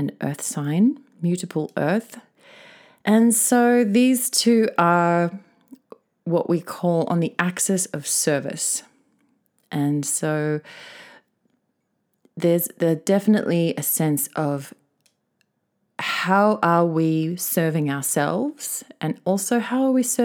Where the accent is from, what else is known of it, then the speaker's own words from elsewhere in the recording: Australia; now in Tokyo, Japan; my home country of Oz